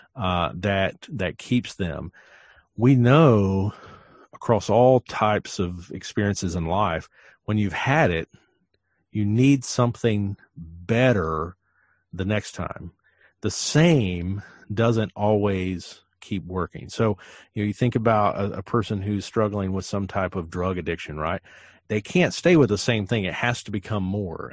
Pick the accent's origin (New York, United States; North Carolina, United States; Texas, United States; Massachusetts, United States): North Carolina, United States; Western; I eat Lexington barbecue because I'm from Western North Carolina